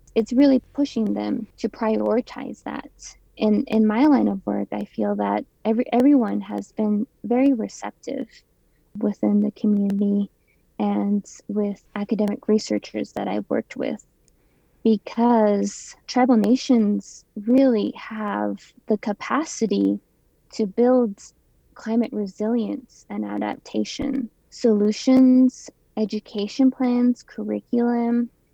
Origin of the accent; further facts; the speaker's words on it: Ganado, Arizona, United States; also born or lived in Flagstaff, Arizona; I grew up in Ganado, so I live part time there and also in Flagstaff